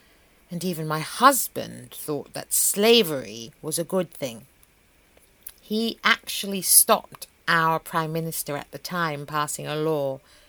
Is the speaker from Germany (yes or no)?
yes; Germany; Germany. And Queen Philippa is from Belgium. So we were basically born right next to each other.